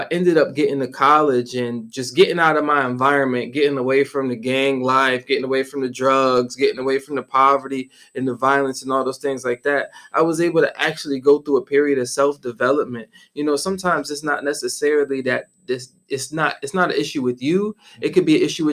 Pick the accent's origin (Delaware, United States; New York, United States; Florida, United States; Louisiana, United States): New York, United States; Syracuse; moved away as an adult; also born or lived in Guangzhou, China; I am from upstate New York, a city called Syracuse, New York. Mm-hmm. Was born and raised on the south side of Syracuse